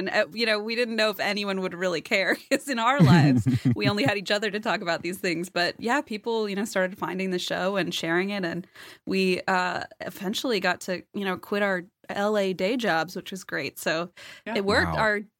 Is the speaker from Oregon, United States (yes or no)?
no; Cincinnati, Ohio, United States; moved away as an adult; also born or lived in Los Angeles, United States; So we're in my hometown in Cincinnati.